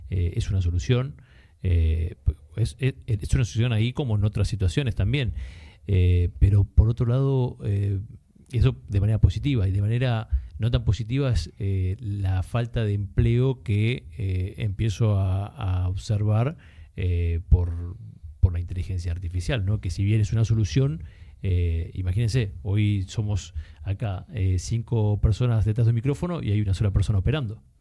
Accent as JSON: {"language": "Spanish", "country": "Argentina", "said": "Eh, Argentina, eh, comienzo a trabajar desde una edad temprana, de diferentes rubros"}